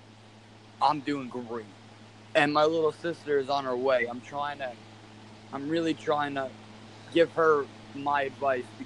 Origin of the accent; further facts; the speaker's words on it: Long Island, New York, United States; moved away as an adult; now in Florida, United States; We grew up in Long Island, New York